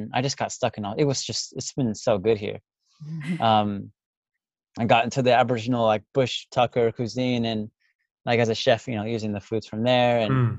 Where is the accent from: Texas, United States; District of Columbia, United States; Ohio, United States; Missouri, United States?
Texas, United States; moved away as an adult; now in Australia; I'm from Texas